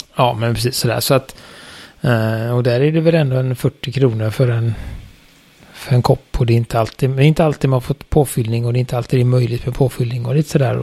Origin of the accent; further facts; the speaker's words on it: Sweden; vi i Sverige